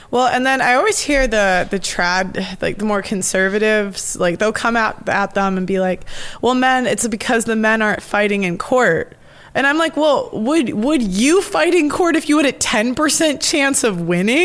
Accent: United States; I'm American

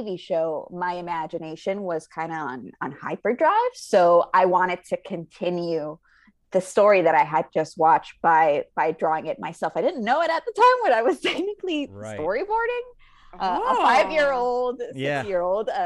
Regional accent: Puerto Rico; moved away as an adult; now in Los Angeles, United States; I'm originally from Puerto Rico, born and raised

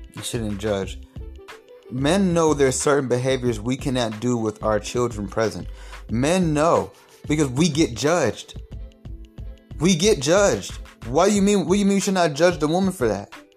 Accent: Atlanta, Georgia, United States; I'm from Atlanta

